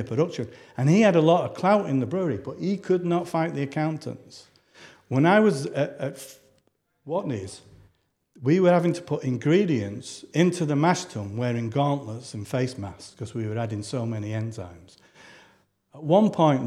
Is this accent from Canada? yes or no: no; Manchester, North West England, United Kingdom; When I was brought up in Manchester